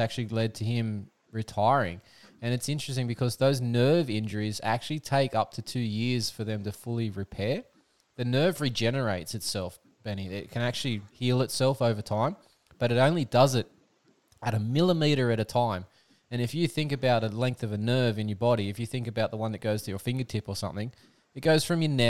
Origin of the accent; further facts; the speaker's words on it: Australia; accent: Aussie; My Aussie accent